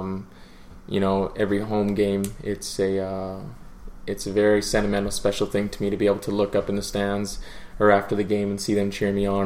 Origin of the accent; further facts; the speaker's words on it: Saskatchewan, Canada; Growing up in Saskatchewan